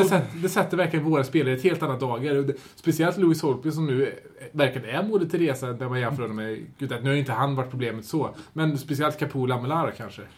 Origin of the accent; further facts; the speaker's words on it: Sweden; som svensk